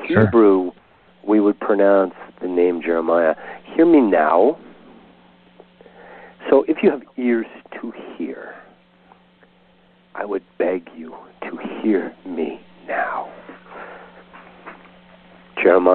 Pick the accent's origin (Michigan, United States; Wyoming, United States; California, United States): California, United States; Southern; I'm from Southern California